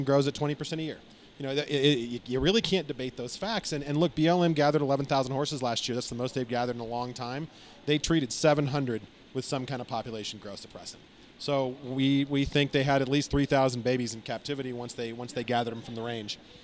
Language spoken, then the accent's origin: English; Arizona, United States; now in Washington, D.C., United States; I'm from Arizona.